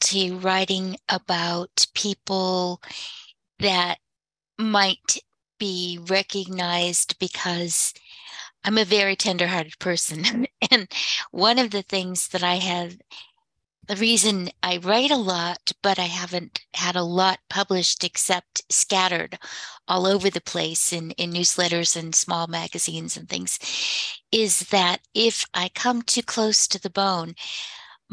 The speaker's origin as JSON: {"language": "English", "country": "United States", "moved": "as an adult", "said": "I was a master sergeant's daughter from the res, who was brought up very strictly"}